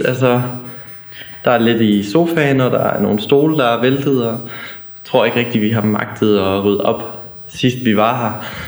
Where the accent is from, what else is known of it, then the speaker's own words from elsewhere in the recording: small town near Ravsted, Aabenraa, Southern Denmark, Denmark; Jeg boede i en lille by, der hedder Havsted. Ligger ved siden af en lille by, der hedder Ravsted